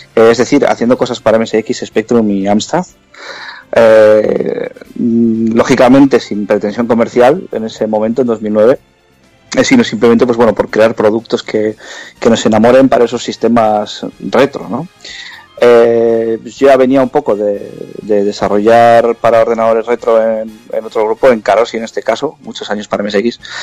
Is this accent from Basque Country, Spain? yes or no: yes; Bilbao, Basque Country, Spain; somos seis de Bilbao